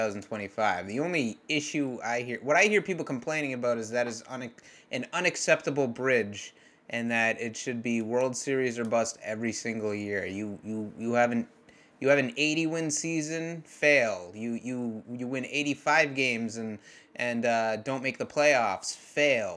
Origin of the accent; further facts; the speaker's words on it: Massachusetts, United States; I'm from Massachusetts, where in the summer it would get humid, but not all that hot.